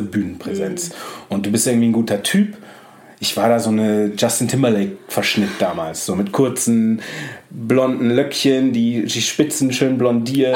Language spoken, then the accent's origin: German; Düsseldorf, North Rhine-Westphalia, Germany; moved away as an adult; now in Hamburg, Germany; ich habe dann noch in Düsseldorf gelebt